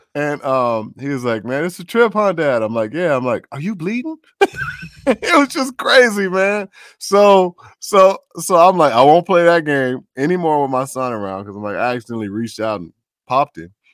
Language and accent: English; Chicago, Illinois, United States; moved away as an adult; also born or lived in Minneapolis; My folks are from the South, but I grew up in Chicago